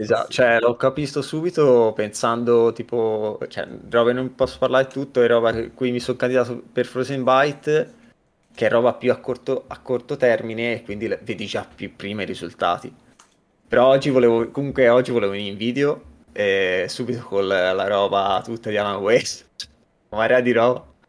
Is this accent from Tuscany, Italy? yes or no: yes; Livorno, Tuscany, Italy; moved away as an adult; now in Helsinki, Finland; vengo dalla Toscana, Livorno, sono a Helsinki da due anni